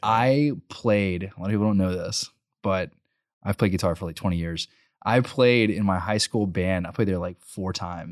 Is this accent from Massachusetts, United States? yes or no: no; College Station, Texas, United States; also born or lived in Bryan; I grew up in College Station, and then my senior year, my parents were like, "We're gonna move to Bryan.